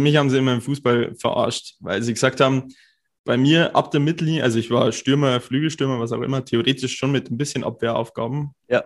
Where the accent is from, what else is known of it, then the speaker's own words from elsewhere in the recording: Cham, Bavaria, Germany; moved away as an adult; also born or lived in Bayreuth; Ich komme aus Kaam, das ist so zwei Stunden fast weg.